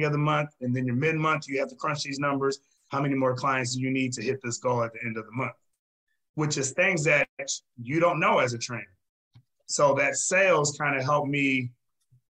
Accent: Fremont, Ohio, United States; moved away; my first training job was in my hometown in Fremont, Ohio

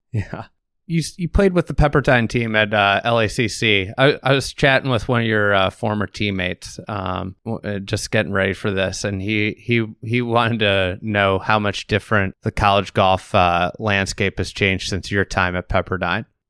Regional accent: Chicago, Illinois, United States; I'm from Chicago.

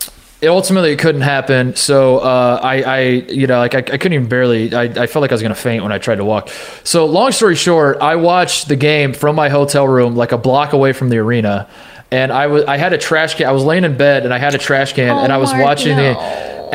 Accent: Indianapolis, Indiana, United States; moved away; Indianapolis, where I'm from

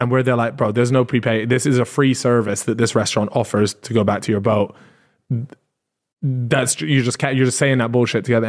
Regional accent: United Kingdom; As British people

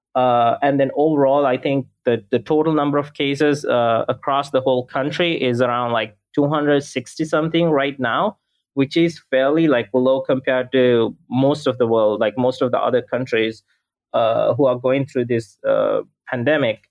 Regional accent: Sri Lanka; now in Los Angeles, United States; I'm based in Los Angeles, but I'm originally from Sri Lanka

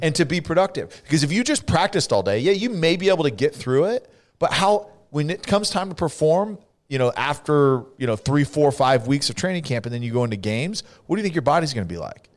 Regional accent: Central Valley, California, United States; accent: California accent; also born or lived in Canada; I'm from the Central Valley

